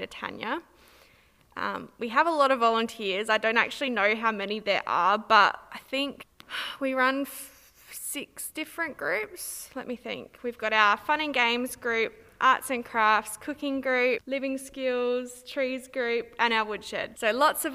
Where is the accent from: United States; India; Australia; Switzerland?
Australia; Minlaton, South Australia; I grew up in Minlaton